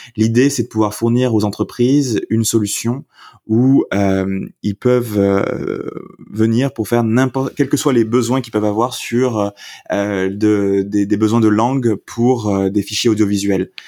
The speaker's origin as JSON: {"language": "French", "region": "south-west France", "country": "France", "tie": "born or raised there", "also_born_or_lived": "Paris / Ireland / United Kingdom", "moved": "as an adult", "said": "je suis originaire du sud-ouest de la France, donc campagne, campagne"}